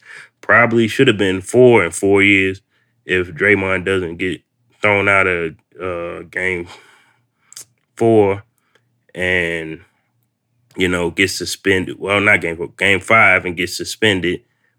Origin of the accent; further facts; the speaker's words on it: Baltimore, Maryland, United States; moved away; I'm originally from Baltimore.